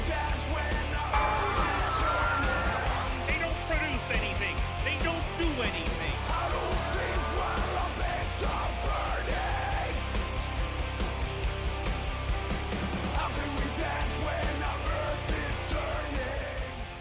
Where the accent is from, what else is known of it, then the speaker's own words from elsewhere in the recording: Canada; we're from Canada. We live in Canada.